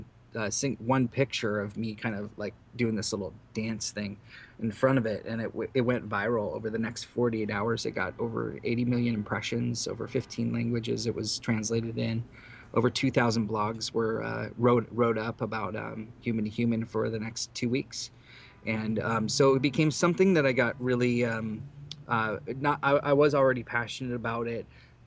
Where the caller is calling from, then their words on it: San Jose, California, United States; This is …. I am live from San Jose.